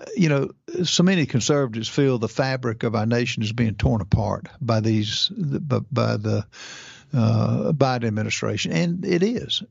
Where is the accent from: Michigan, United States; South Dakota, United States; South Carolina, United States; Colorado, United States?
South Carolina, United States; I'm from South Carolina